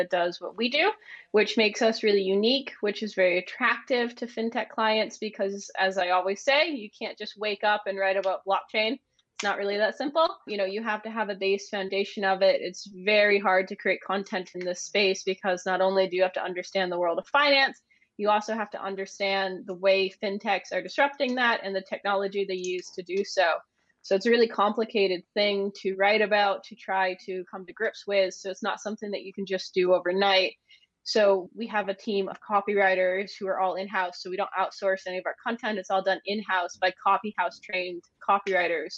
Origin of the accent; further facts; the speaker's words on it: Maine, United States; moved away as an adult; also born or lived in London, United Kingdom; now in Edinburgh, United Kingdom; I'm originally from the United States. I'm from a little place called Maine, but I've been in the UK now since 2013.